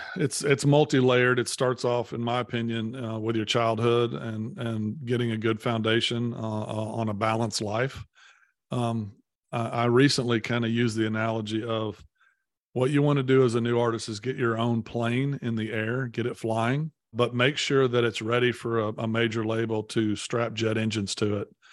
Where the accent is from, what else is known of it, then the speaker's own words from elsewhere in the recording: Poplar Bluff, Missouri, United States; now in Nashville, United States; I grew up in, in Poplar Bluff